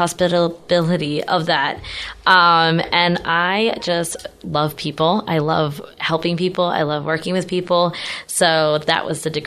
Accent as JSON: {"language": "English", "town": "Fort Lauderdale", "region": "Florida", "country": "United States", "tie": "born or raised there", "lives_now": "Temecula, United States", "said": "Yes, well, this wonderful pandemic brought me to Temecula. in Fort Lauderdale, it was great."}